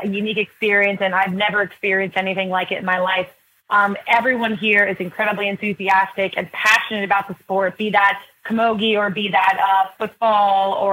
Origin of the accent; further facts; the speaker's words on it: Pittsburgh, Pennsylvania, United States; I'm from Pittsburgh, Pennsylvania